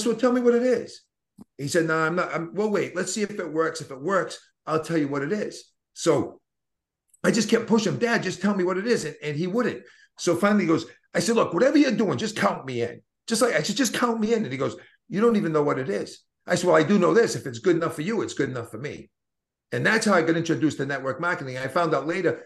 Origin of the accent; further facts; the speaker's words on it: Boston, Massachusetts, United States; accent: Boston; my Boston accent